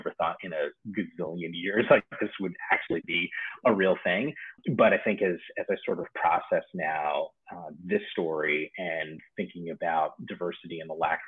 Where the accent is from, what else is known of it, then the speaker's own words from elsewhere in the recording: New Jersey, United States; moved away as an adult; also born or lived in Bronx, New York; now in California, United States; I was born in the Bronx. We grew up in the Bronx for a few years, and then we moved to New Jersey, which is where it's still kind of home in a lot of ways, despite the fact that I've lived in California now for the better part of 10 years